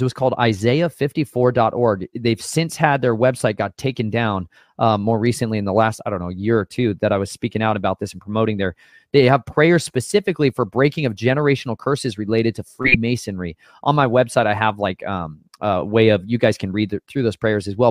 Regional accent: Colorado, United States; moved away; I'm from Colorado, um, for a few years in my life, or about half my life, I lived in Colorado

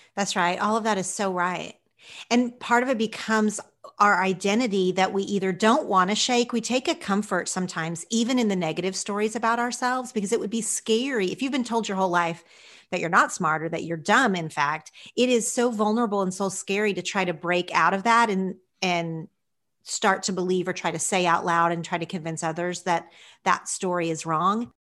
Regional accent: Oklahoma, United States; moved away as an adult; also born or lived in Los Angeles; when I first moved to L A and I said I was from Oklahoma

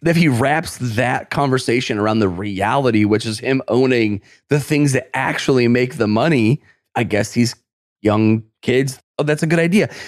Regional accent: New York, United States; I'm from New York.

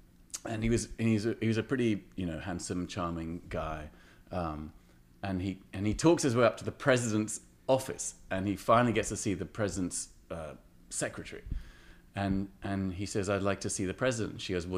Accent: England, United Kingdom; Whereas growing up in England in the 70s and 80s, it was a place of why

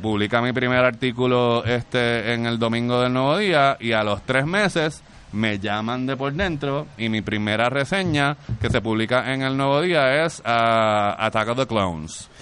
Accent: Carolina, Puerto Rico; yo soy de Carolina

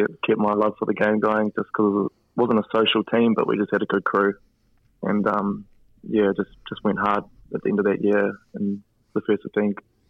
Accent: Waikanae, Wellington, New Zealand; I grew up in Waikanae on the Kapiti Coast.

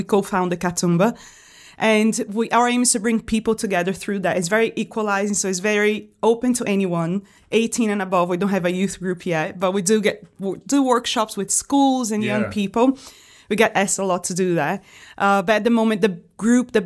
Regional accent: Brazil; also born or lived in Washington, D.C., United States; now in Liverpool, United Kingdom; I'm from Brazil originally, but I was living in the United States before I moved here. I was living in Washington, D.C.

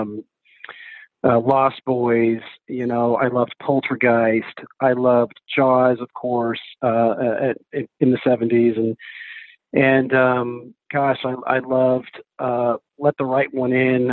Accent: New Hampshire, United States; also born or lived in Texas / Colorado; now in Los Angeles, United States; I was born in Texas, grew up in New Hampshire.

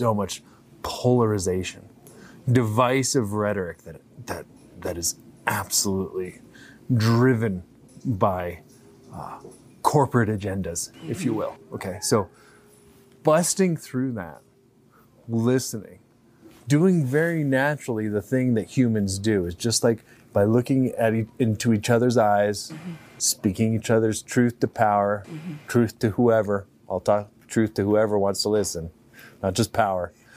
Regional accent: California, United States; I have spent my whole life as a Californian

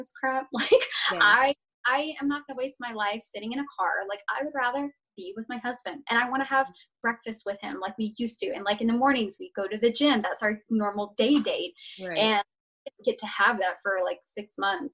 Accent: Georgia, United States; moved away; I'm originally from Georgia. So I am a sweet Southern peach.

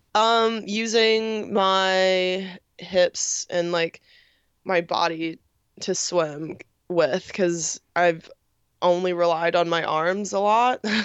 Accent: New York, United States; born and raised in New York

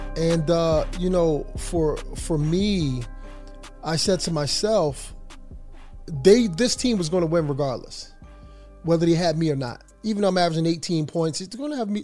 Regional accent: Philadelphia, Pennsylvania, United States; moved away; I'm from Philadelphia

